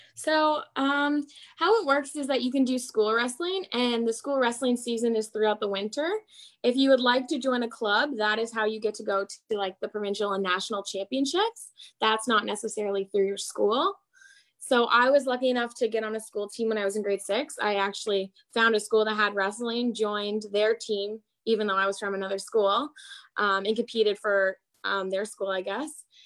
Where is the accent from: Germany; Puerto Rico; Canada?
Canada; Prince Edward Island; I come from Prince Edward Island, which has about 145,000 people in the whole province